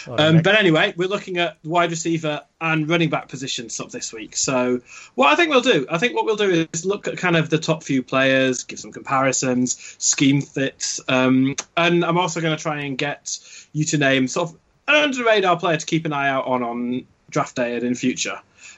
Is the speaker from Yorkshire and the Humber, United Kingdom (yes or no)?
yes; Yorkshire and the Humber, United Kingdom; I am originally a Yorkshireman